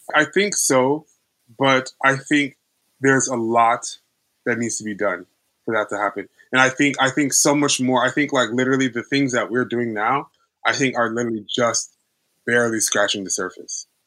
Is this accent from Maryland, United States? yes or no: no; Houston, Texas, United States; moved away; also born or lived in New York; I was raised in Houston, Texas